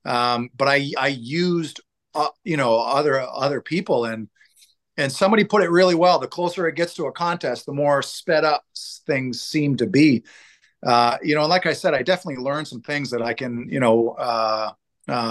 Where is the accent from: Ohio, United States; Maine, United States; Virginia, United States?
Maine, United States; Portland; Portland, where I'm from.